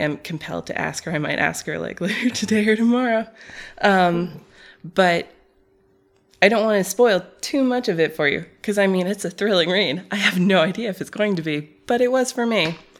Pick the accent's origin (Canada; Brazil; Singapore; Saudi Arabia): Saudi Arabia; But so the reason it made its way into our home is because we were, again, growing up in Saudi Arabia.